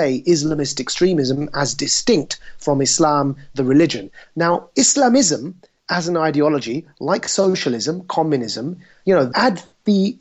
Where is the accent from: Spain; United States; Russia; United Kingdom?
United Kingdom; I was born and raised in the United Kingdom